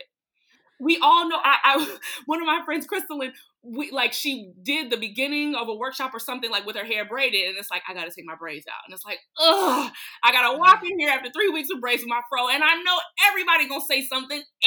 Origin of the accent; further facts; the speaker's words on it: Atlanta, Georgia, United States; I'm from Atlanta